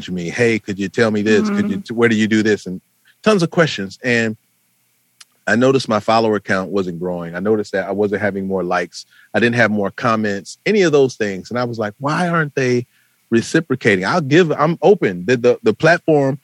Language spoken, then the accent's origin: English; Flint, Michigan, United States; moved away as an adult; now in Atlanta, United States; I'm from Flint, Michigan